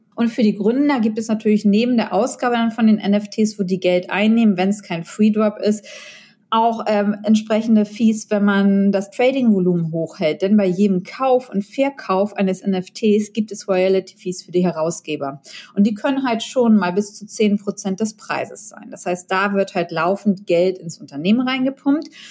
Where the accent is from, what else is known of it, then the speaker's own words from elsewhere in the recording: Germany; Deutschland in meiner Heimat